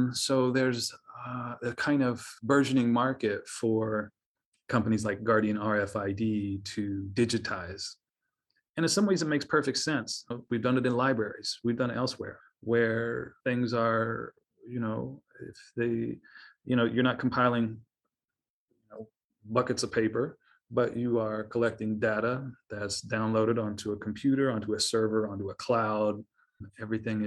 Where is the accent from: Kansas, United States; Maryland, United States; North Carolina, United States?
Kansas, United States; also born or lived in Los Angeles, California / Chicago, Illinois; now in Urbana-Champaign, United States; I grew up in Kansas